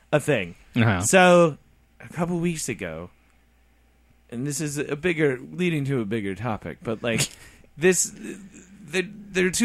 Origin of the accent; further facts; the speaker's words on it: Midwest, United States; We're from the Midwest